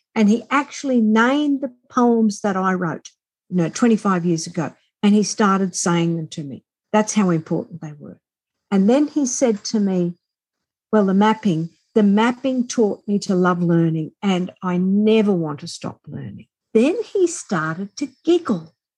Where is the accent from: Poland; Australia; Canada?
Australia; accent: Australian; as we are Australian, as you most likely hear my accent